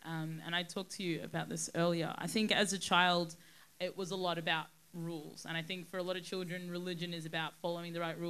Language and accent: English; Sudan; born there; And remember, I was born in Sudan. I was born in one of the poorest countries in the world with very, very little opportunity and access to anything, really.